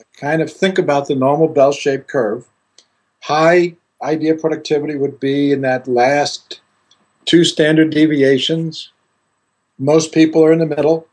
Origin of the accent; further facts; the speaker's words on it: Greece; moved away as an adult; I grew up in Greece and uh, studied initially in Greece